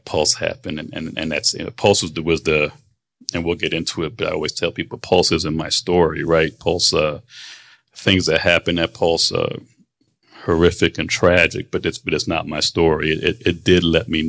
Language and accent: English; Florida, United States; also born or lived in Manhattan, New York / New Jersey; I was born in New York, in Manhattan, moved quickly to Jersey. You know, for my family moved to Jersey pretty quick, came down to Florida when I was nine.